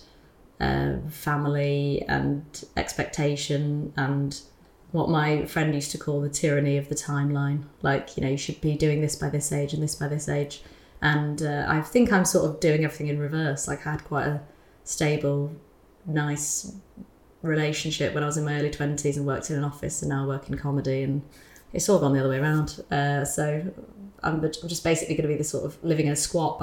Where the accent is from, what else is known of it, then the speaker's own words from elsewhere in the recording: United Kingdom; as a British person